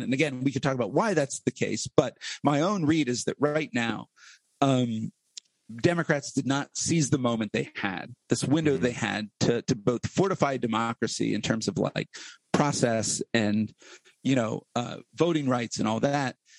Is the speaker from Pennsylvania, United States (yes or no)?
yes; Blair County, Central Pennsylvania, United States; growing up in Central PA